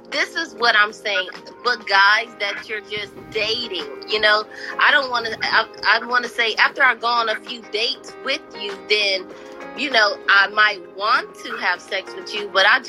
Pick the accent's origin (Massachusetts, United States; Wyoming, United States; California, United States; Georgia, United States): California, United States; I'm a nice girl. I'm from California.